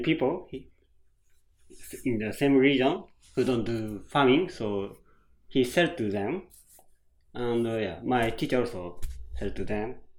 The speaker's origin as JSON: {"language": "English", "town": "Toyohashi", "region": "Aichi", "country": "Japan", "second_language": "English", "lives_now": "Tahara, Japan", "said": "I'm from uh, Toyohashi in Aichi Prefecture"}